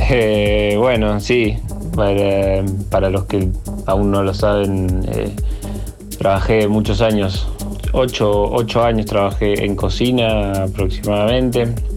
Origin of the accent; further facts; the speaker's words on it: Bariloche, Río Negro, Argentina; moved away as an adult; now in Córdoba, Argentina; yo nací en Bariloche, Bariloche es una ciudad muy atravesada por el turismo y bueno, siempre recuerdo de, chico las salidas a comer con mi familia